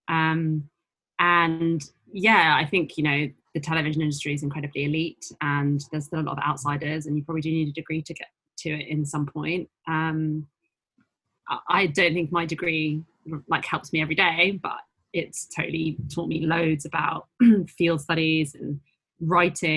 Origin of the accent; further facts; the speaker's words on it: London, United Kingdom; I grew up in North London in Enfield